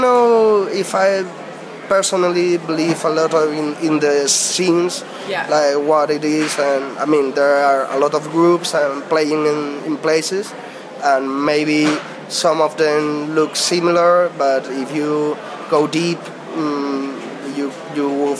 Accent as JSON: {"language": "English", "region": "northern Spain", "country": "Spain", "second_language": "English", "said": "we are seven. We are from North Spain."}